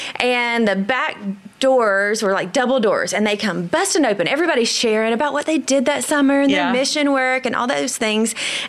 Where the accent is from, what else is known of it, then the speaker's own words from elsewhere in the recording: Tifton, Georgia, United States; also born or lived in Fort Worth, Texas; South Georgia, Tifton, Georgia.